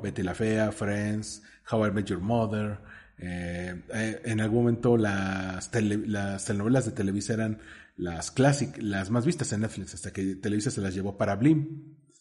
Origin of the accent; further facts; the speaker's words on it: Mexico City, Mexico; tú y yo que somos chilangos este, acá sureños